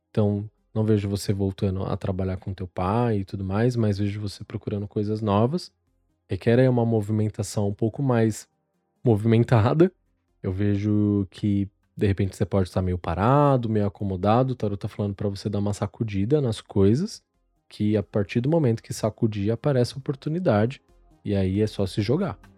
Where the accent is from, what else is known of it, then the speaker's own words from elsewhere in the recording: Anápolis, Goiás, Brazil; sou de Anápolis, Goiás.